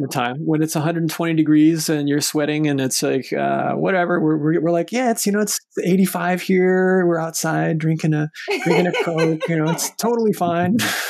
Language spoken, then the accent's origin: English; Mesa, Arizona, United States; moved away as an adult; also born or lived in Aix-en-Provence, France / Madison, Wisconsin; now in San Jose, United States; I remember growing up in Mesa, and we had a lot of, we would call them snowbirds, but we had a lot of older individuals that live in our neighborhoods